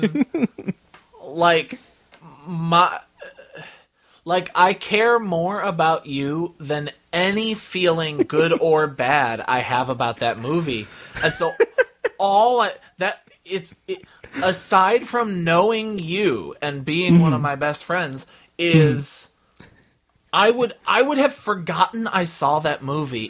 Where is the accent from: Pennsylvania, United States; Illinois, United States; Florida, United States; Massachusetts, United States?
Illinois, United States; Chicago; I'm from Chicago